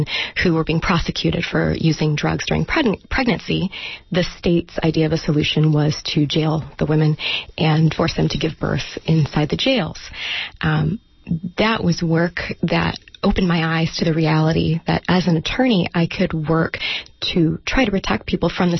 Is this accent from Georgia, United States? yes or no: yes; Georgia, United States; moved away; also born or lived in New York City; I grew up in Georgia.